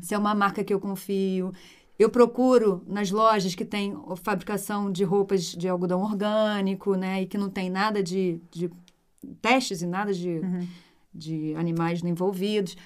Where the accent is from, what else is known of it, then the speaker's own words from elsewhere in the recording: Rio de Janeiro, Brazil; moved away as an adult; also born or lived in Brasília; eu voltei para o Rio